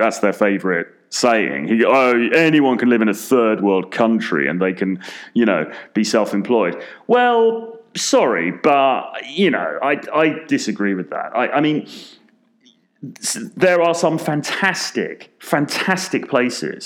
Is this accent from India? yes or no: no; London, United Kingdom; I'm from London, very expensive city